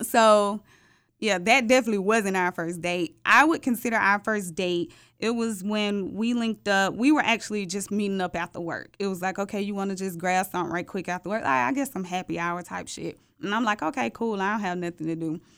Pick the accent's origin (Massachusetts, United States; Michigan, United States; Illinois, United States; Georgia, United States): Georgia, United States; Atlanta; I'm thirty-two years old and I'm from Atlanta, the real Atlanta